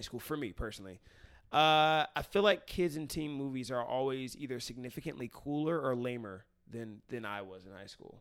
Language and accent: English; Cincinnati, Ohio, United States; moved away as an adult; now in California, United States; I haven't lived in the city I grew up in since I graduated